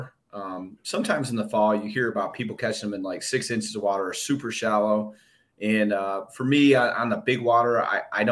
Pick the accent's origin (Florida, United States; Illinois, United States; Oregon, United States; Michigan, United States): Michigan, United States; I'm from Michigan